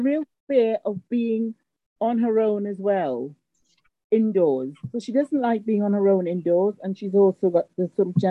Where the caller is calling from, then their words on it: London, United Kingdom; Right, I'm calling from London